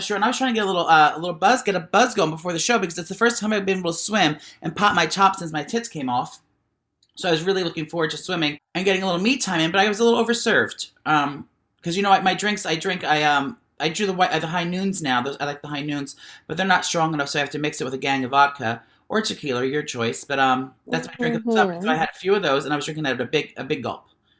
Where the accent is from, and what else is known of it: Cincinnati, Ohio, United States